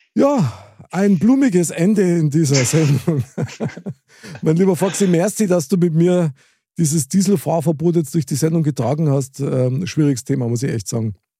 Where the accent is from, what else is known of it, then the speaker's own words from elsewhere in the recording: Munich, Bavaria, Germany; ich bin ein Münchner Kindl mit Herz und Seele